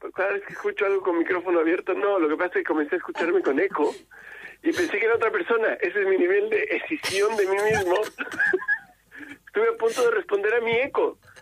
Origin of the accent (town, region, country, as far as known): Chile